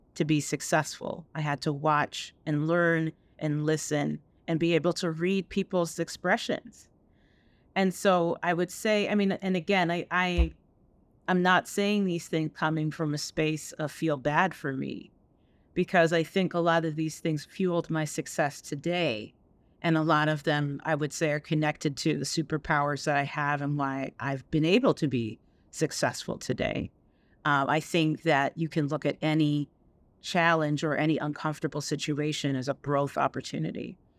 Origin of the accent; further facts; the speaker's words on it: upstate New York, United States; also born or lived in Jamaica; I grew up in, uh, bet-, upstate New York, uh, between upstate New York and the island of Jamaica